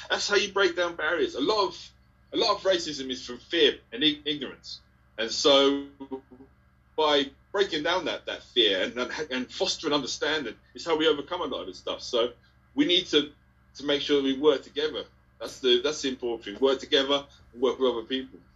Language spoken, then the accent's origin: English; Ipswich, East of England, United Kingdom; I'm from Ipswich